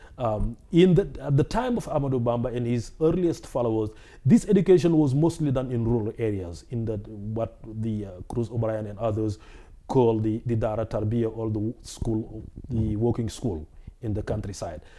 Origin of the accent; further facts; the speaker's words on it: West Central Senegal, Senegal; also born or lived in Dakar, Senegal; I was born in Senegal, uh, and I grew up in West Central Senegal